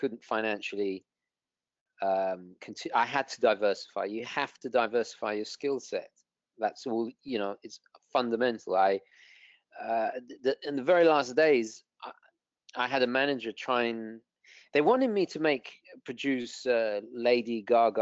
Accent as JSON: {"language": "English", "country": "United Kingdom", "moved": "yes", "lives_now": "United States"}